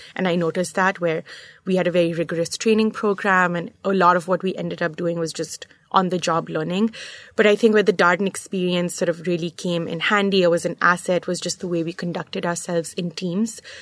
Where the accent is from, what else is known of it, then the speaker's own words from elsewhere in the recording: Muscat, Oman; moved away as an adult; also born or lived in New York / Charlottesville, Virginia; I, uh, grew up in Muscat, Oman, in the Middle East